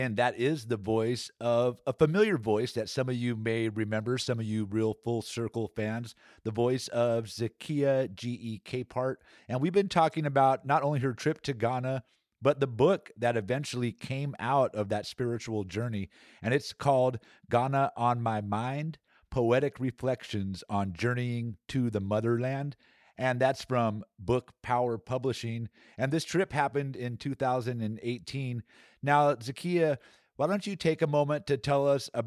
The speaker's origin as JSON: {"language": "English", "town": "Antioch", "region": "California", "country": "United States", "tie": "born or raised there", "said": "I was raised here in Antioch, California, the Bay Area, and it's been the home I've known all my life."}